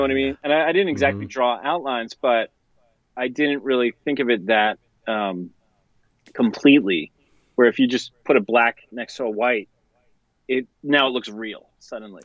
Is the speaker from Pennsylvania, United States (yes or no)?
yes; suburb outside of Philadelphia, Pennsylvania, United States; I grew up outside of Philly in a suburb um, outside of Philly